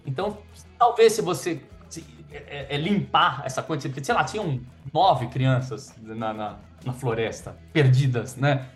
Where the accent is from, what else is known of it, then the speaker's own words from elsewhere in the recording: Brazil; eu sou brasileiro